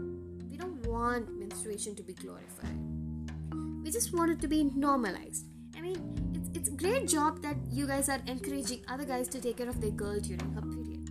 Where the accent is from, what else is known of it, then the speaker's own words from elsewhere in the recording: India; I'm an Indian, and this is what happens in my country